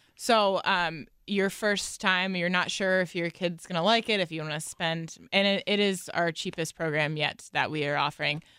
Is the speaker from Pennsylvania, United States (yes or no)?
yes; Watsontown, Pennsylvania, United States; also born or lived in Reading, Pennsylvania; I grew up in a really small town in Watson Town, Pennsylvania